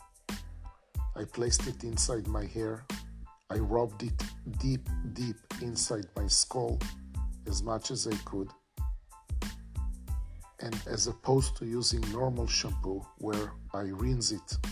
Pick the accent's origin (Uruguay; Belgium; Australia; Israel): Israel; now in Florida, United States; I live in Florida. I was born in Israel